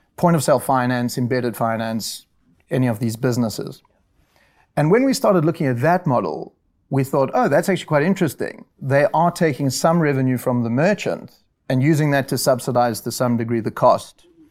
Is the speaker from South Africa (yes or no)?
yes; South Africa; moved away; I'm South African, and I went to the University of Rao in South Africa